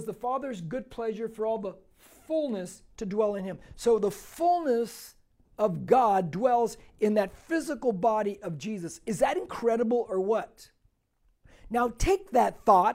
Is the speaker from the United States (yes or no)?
yes; United States; I'm an American-Mexican because I'm from here, okay? I'm an American